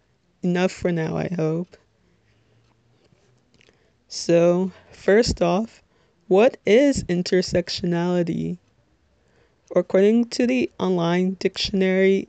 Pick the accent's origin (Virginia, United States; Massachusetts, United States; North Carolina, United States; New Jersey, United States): New Jersey, United States; Little Ferry; I am 22 years old, and I'm from Little Ferry, New Jersey, which, if you're not familiar with, it's in Bergen County